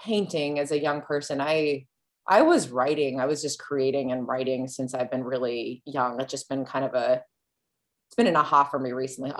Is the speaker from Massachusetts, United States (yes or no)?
yes; Massachusetts, United States; also born or lived in Alaska; now in Anchorage, United States; I'm from Massachusetts